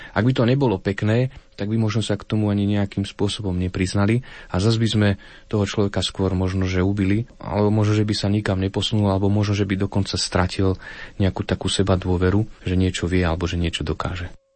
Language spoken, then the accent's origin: Slovak; Krupina, Banská Bystrica Region, Slovakia; Ja osobne sám pochádzam z Krupiny